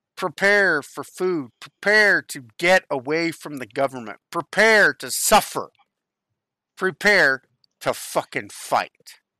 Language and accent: English; United States; I was born in America